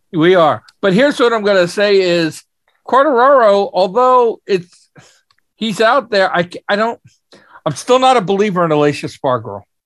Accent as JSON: {"language": "English", "country": "United States", "said": "as an American"}